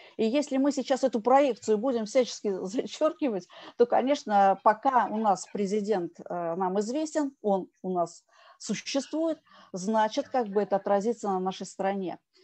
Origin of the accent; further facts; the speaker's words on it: Russia; я россиянка